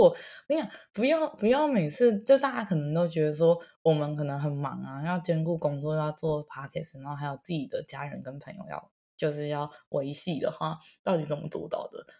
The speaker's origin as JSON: {"language": "Chinese", "country": "Taiwan", "tie": "born or raised there", "moved": "yes", "said": "毕竟我也是在台湾土生土长的人"}